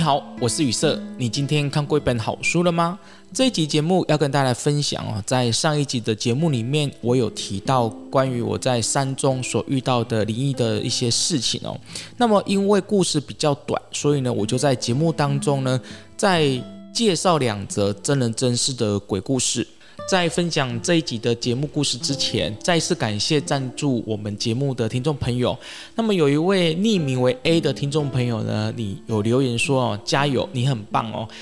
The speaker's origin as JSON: {"language": "Chinese", "area": "Fengyuan", "region": "Taichung", "country": "Taiwan", "tie": "born or raised there", "said": "是我的故乡 好，丰原"}